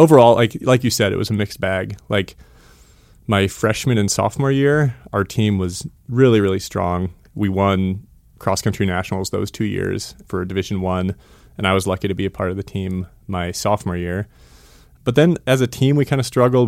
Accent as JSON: {"language": "English", "town": "Missoula", "region": "Montana", "country": "United States", "tie": "born or raised there", "also_born_or_lived": "Boulder, Colorado", "said": "I grew up, uh, right here in Missoula, Montana."}